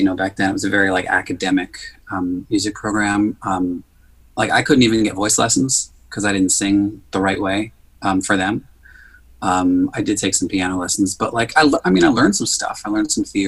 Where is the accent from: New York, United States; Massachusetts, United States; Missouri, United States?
New York, United States; New York City; I grew up in Queens